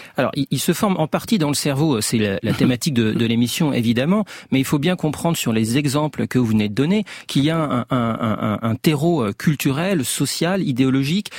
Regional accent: France; je suis français, parce que j'ai un certain âge, je connais, je baigne culturellement

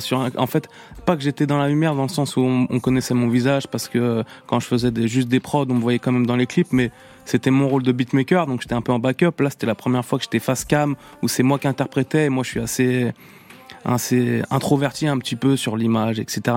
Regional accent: La Roche-sur-Yon, Pays de la Loire, France; dans ma ville natale à La Roche-sur-Yon

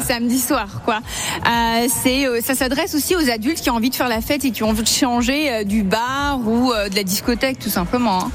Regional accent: Mulhouse, Grand Est, France; je suis née à Mulhouse

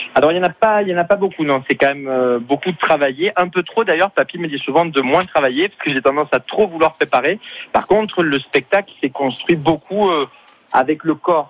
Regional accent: Marseille, Provence-Alpes-Côte d'Azur, France; now in Paris, France; j'habite Paris maintenant, mais c'est vrai que je suis originaire de Marseille

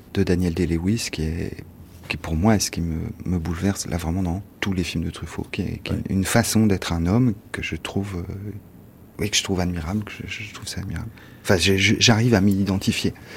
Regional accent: France; Quand on est français

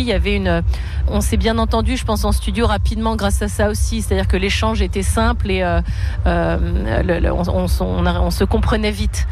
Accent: Brittany, France; ma Bretagne, là où je suis née

